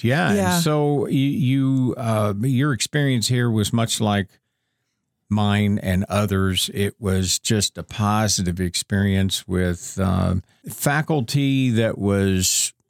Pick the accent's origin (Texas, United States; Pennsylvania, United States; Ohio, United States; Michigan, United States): Ohio, United States; Conneaut; And I'm also from Northeastern Ohio.